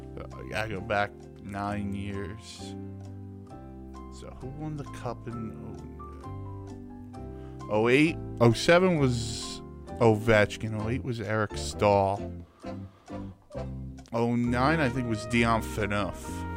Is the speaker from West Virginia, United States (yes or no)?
no; Selden, New York, United States; I am from Selden, New York.